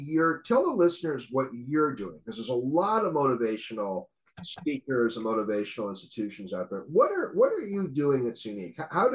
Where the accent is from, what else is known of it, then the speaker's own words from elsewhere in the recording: Seattle, Washington, United States; a guy I grew up with in Seattle